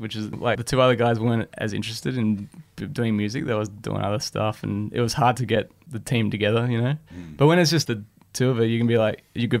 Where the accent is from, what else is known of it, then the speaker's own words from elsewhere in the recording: Manly, New South Wales, Australia; I grew up in Manly